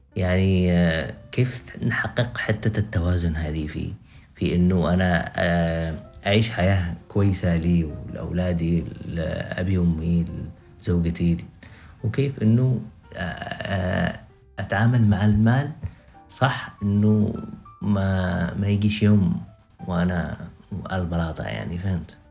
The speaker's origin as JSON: {"language": "Arabic", "country": "Yemen", "said": "إحنا كمجتمع يمني"}